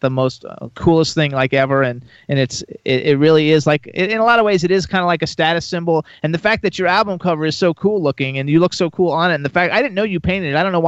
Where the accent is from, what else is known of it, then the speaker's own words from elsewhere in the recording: Fort Lauderdale, Florida, United States; I'm from Fort Lauderdale